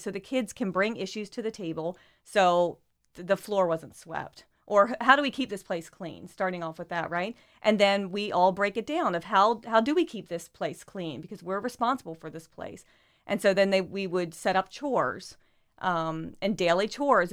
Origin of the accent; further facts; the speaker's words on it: Sussex County, Delaware, United States; moved away as an adult; also born or lived in Ohio / Atmore, Alabama; now in Wilmington, United States; I grew up in Sussex County.